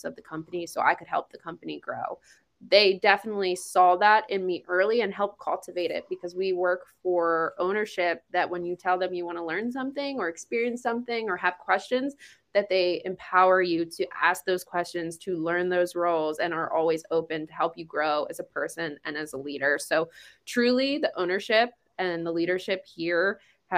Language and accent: English; East Coast, United States; moved away; I am from the East Coast